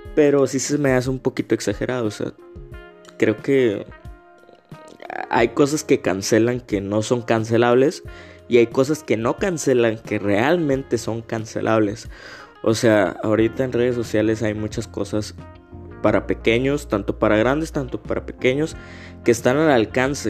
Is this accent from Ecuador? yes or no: no; Mexico; yo como mexicano